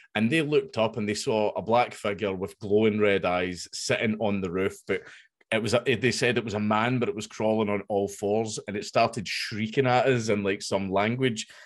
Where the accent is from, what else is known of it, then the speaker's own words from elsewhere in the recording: Coatbridge, Scotland, United Kingdom; I grew up in Coatbridge. That's where I grew up and everything.